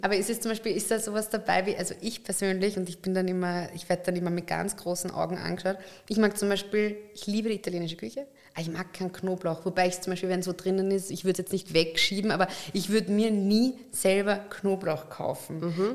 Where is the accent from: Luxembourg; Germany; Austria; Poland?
Austria; Upper Austria; ich bin ja Oberösterreicherin